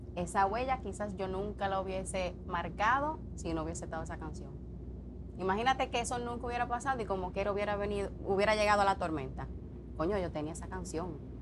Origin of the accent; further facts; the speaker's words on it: Dominican Republic; now in Puerto Rico; Yo tuve que salir de la República Dominicana